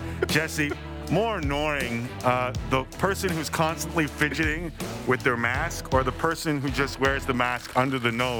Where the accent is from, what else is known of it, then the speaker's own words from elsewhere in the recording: Canada; and I'm Canadian.